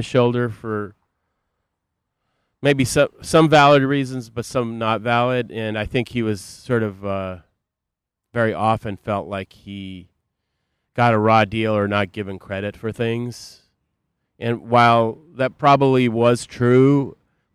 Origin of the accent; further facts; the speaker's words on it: Boston, Massachusetts, United States; now in Chicago, United States; I grew up in the Boston area